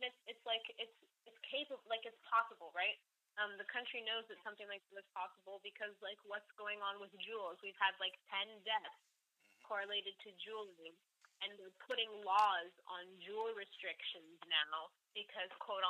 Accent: United States; I am an American who has viewed Justin Trudeau from an American lens for a very long time

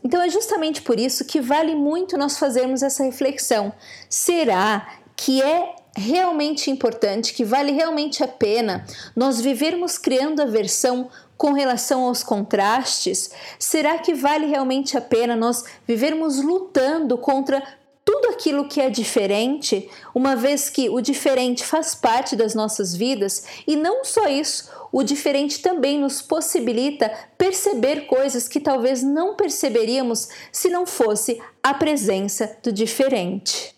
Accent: Brazil; moved away as an adult; now in Ireland; na vida adulta, eu saí do Brasil e fui morar na Europa, mais precisamente na Irlanda

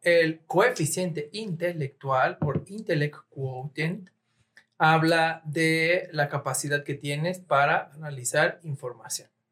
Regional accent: Mexico; somos sensibles como mexicanos

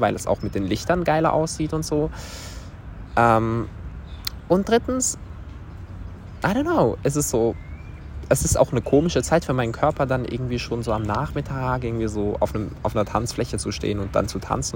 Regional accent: Switzerland; aus der Schweiz

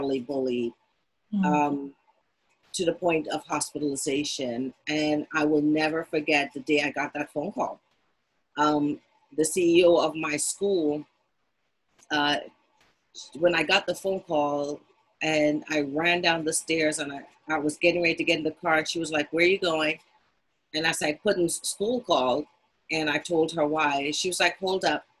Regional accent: Trinidad & Tobago; also born or lived in Washington, D.C.; now in Philadelphia, United States; I'm originally from Trinidad via Washington, D.C., and ended up in Philadelphia

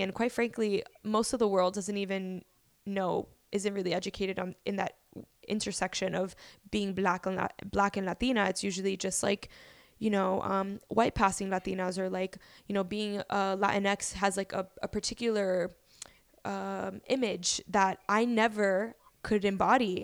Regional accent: Miami, Florida, United States; moved away as an adult; also born or lived in Bronx, New York City; now in New York City, United States; I moved to Miami, Florida at the age of five, where I, you know, just went to school. I went to, like, elementary through university in Miami

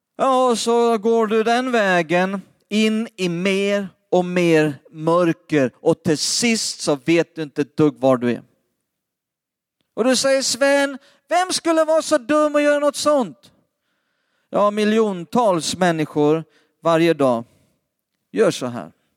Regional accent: Lidköping, Västra Götaland, Sweden; Det mesta av min släkt bor runt Lidköping eller i Lidköping, det är där vi kommer ifrån.

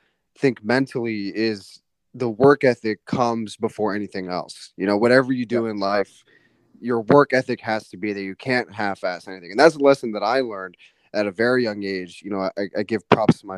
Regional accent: Connecticut, United States; also born or lived in New York City; I moved from New York City to Connecticut

